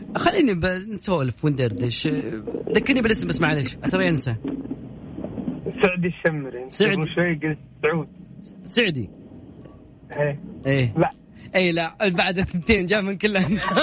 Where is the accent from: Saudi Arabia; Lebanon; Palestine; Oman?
Saudi Arabia; عندنا في المملكة العربية السعودية